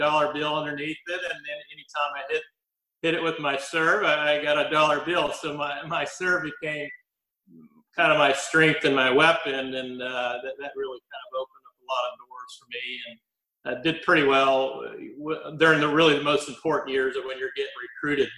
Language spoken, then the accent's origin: English; Shreveport, Louisiana, United States; moved away as an adult; I grew up in Shreveport, Louisiana. I was born and raised there. Went all the way through high school in Shreveport.